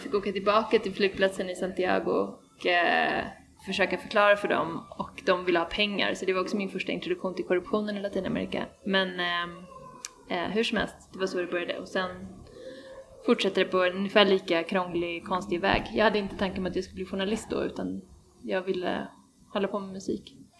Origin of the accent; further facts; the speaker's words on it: Sweden; also born or lived in Chile; efter gymnasiet i Sverige